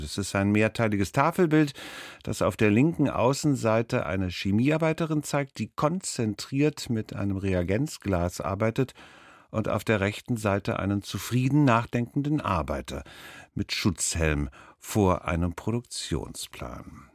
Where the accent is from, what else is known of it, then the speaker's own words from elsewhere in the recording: Germany; Ich bin ja in der DDR aufgewachsen, bin da erzogen worden